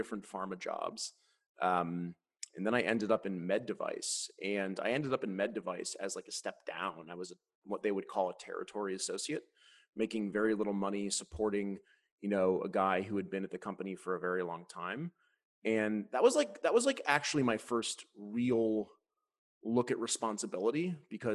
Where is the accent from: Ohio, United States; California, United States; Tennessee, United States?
Ohio, United States; Cleveland; we lived in the Midwest. I'm from Cleveland.